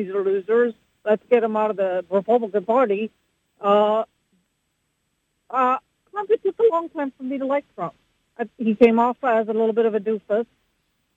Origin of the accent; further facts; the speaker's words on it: India; now in United States; I'm from India.